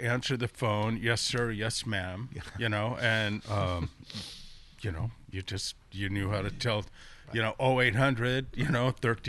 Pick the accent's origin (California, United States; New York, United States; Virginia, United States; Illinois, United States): California, United States; Sonoma; also born or lived in Guam; We moved there when I was nine. We moved from Guam. And then, so I went to school in Sonoma from fourth grade on.